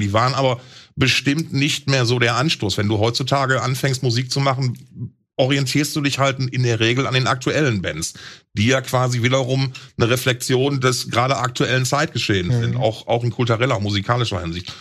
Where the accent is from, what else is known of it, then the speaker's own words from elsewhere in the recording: Essen, North Rhine-Westphalia, Germany; in alten Essen, in meiner Heimat